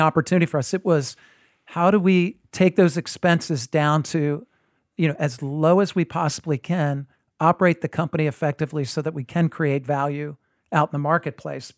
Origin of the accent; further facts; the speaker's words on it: New Jersey, United States; I grew up in New Jersey